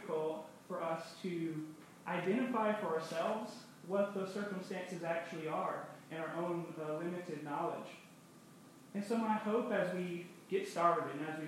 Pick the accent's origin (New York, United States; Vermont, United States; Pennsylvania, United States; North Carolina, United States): North Carolina, United States; being from the South, I'm from North Carolina